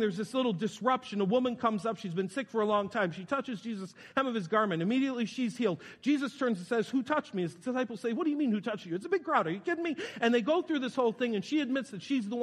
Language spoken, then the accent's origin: English; New York, United States; I'm from New York